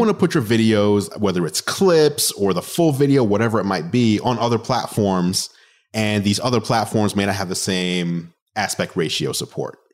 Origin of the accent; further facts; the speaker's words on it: New York City, New York, United States; I am a New Yorker, so I grew up